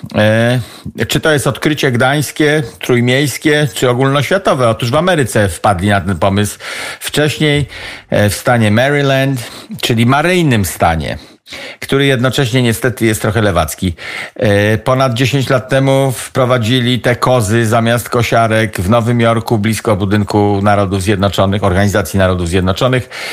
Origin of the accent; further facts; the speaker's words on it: Kociewie, Pomeranian Voivodeship, Poland; accent: Kociewie dialect; Siedzę na mojej wiosce, na której się wychowałem, patrzę na jezioro przy którym się wychowałem